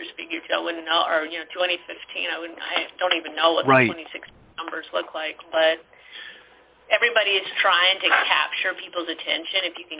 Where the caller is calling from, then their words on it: Liberty, Missouri, United States; We're in Liberty, Missouri, just 15 minutes north of Kansas City.